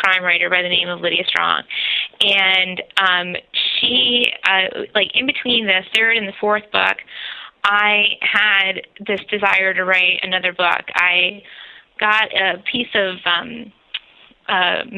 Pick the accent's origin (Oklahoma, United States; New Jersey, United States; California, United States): New Jersey, United States; the town that we grew up in New Jersey